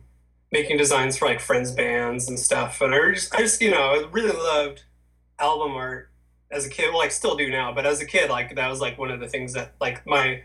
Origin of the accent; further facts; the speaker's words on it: Orange County, California, United States; also born or lived in Pasadena; I grew up in Orange County. I was born in Pasadena, but I grew up in Orange County.